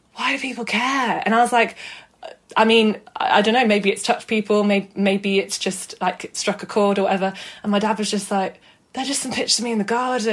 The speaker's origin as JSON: {"language": "English", "town": "Manchester", "region": "North West England", "country": "United Kingdom", "tie": "born or raised there", "also_born_or_lived": "Brighton", "moved": "as an adult", "lives_now": "London, United Kingdom", "said": "I am from South Manchester lived here, yeah, all my life, studied here, went to school here"}